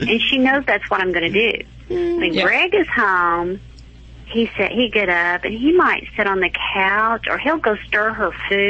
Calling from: Oklahoma, United States

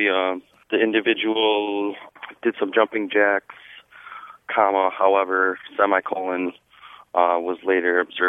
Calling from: Milwaukee, Wisconsin, United States; I'm calling from Milwaukee, Wisconsin.

